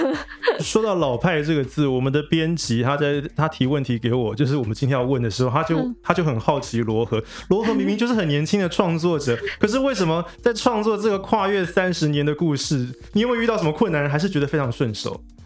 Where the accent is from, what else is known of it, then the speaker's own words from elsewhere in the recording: Taiwan; 我们台湾人其实也包含了各族的原住民啊，还有闽南人、客家人、台美混血等等